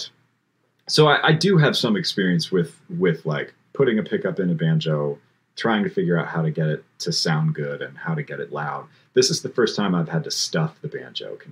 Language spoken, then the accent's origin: English; Bainbridge Island, Washington, United States; I grew up on Bainbridge Island, across water from Seattle.